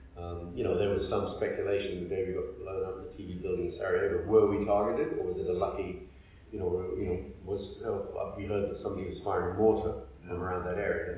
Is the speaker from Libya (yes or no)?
yes; Libya; also born or lived in United Kingdom / United States; I was brought up in Libya from the age of two.